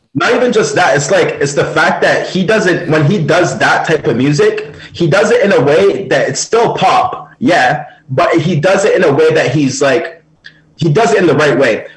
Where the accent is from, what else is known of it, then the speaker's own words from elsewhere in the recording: Jamaica; as a Jamaican man